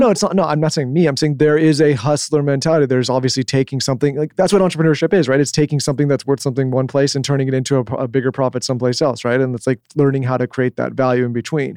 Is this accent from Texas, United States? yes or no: no; San Diego, California, United States; moved away; we grew up in San Diego